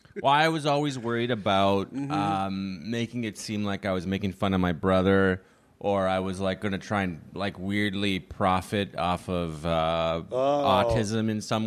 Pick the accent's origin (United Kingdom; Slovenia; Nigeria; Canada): Canada; moved away as an adult; now in United States; here's the thing about being Canadian is I don't think there's any two countries that are more similar.